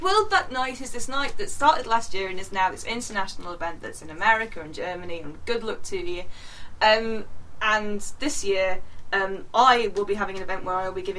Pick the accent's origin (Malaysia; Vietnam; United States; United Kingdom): United Kingdom; Yorkshire and the Humber; I grew up in North Yorkshire